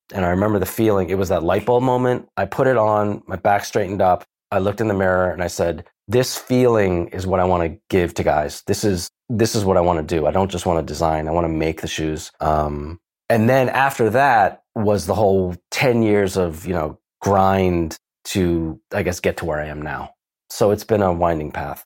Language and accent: English; Philadelphia, Pennsylvania, United States; moved away as an adult; also born or lived in California / Japan / London; now in Tokyo, Japan; I'm from the Philadelphia area